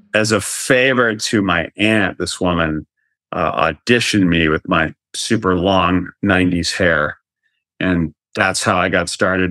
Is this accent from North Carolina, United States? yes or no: yes; North Carolina, United States; moved away; I am originally from North Carolina